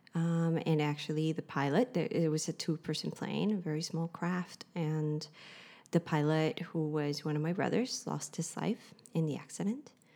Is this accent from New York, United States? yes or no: no; Kauai, Hawaii, United States; moved away as an adult; now in Berlin, Germany; I am from Hawaii. I have French. Um, and I grew up on the island of Kauai.